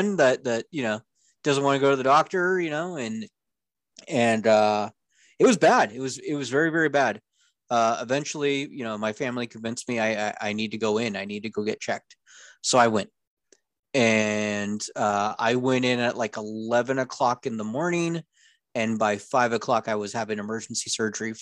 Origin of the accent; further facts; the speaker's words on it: Orange County, California, United States; also born or lived in North Idaho; now in Idaho, United States; I grew up in Orange County, California